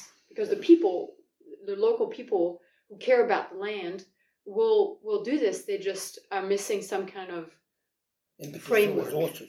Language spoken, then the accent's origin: English; Paris, Île-de-France, France; born there; also born or lived in New Caledonia; I was born next to Paris. But my dad was in the, or, yeah, was in the military, so we moved around a lot. Wow. And I lived in New Caledonia for a couple of years.